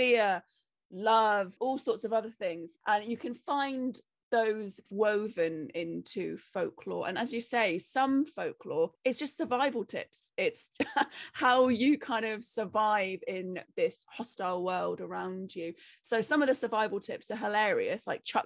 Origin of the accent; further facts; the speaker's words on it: Cornwall, South West England, United Kingdom; also born or lived in Wales; I'm Cornish